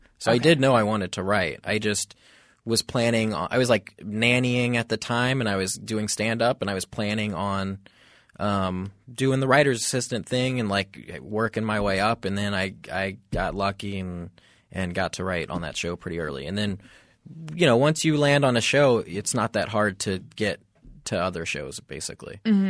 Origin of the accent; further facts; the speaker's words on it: Texas, United States; now in Los Angeles, United States; From Texas. Well, I went to school in Boston, but I'm from Texas.